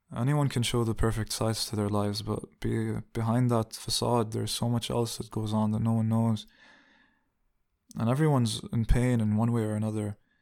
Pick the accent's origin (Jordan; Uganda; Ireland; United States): Jordan; Amman, Amman Governorate; moved away as an adult; also born or lived in Riyadh, Saudi Arabia / Dubai, United Arab Emirates / Jerusalem (ancestry); now in Hamburg, Germany; I grew up in Dubai until I was nine or ten. And then I grew up in Jordan until I was nineteen